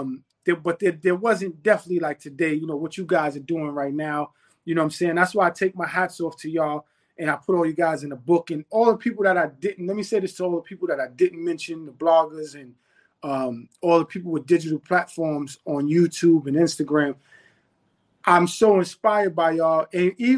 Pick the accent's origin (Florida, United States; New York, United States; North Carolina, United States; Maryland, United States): New York, United States; New York City; that's where I'm from, like the Mott Haven section of the South Bronx